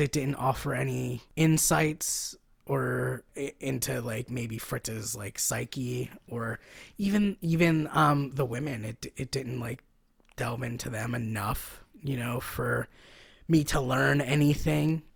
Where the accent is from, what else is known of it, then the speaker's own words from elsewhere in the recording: Philadelphia, Pennsylvania, United States; I'm from Philly. We don't go to New York